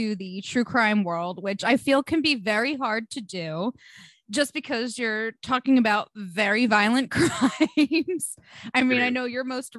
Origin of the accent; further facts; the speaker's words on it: New Jersey, United States; I'm obviously from America, New Jersey specifically